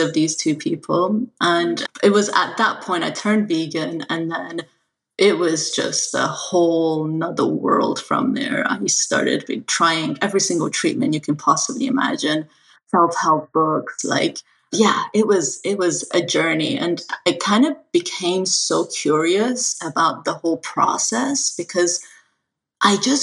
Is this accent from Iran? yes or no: yes; Iran; moved away; I'm an immigrant from Iran